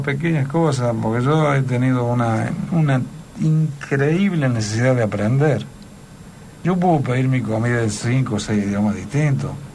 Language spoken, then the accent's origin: Spanish; Córdoba, Argentina; soy muy cordobés y además me ha ido muy bien acá